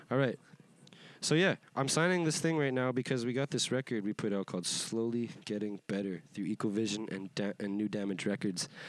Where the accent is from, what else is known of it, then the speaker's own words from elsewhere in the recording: Edmonton, Alberta, Canada; I'm from Yeah. Edmonton, Alberta, Canada.